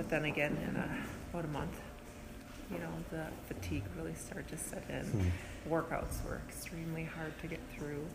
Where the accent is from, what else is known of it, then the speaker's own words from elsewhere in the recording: Wisconsin, United States; moved away; I'm originally from Wisconsin